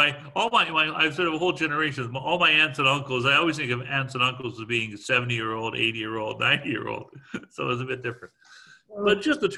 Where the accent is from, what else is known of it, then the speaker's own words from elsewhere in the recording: Guelph, Ontario, Canada; we're all from Guelph